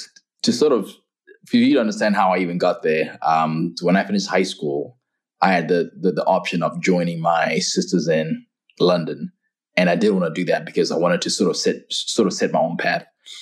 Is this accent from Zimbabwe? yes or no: yes; Zimbabwe; moved away as an adult; also born or lived in Kirksville, Missouri / Florida; now in United States; I was born and raised in Zimbabwe. Lived there for 18 years of my life, and I came to the U.S. about 22 years ago on an athletic and academic scholarship.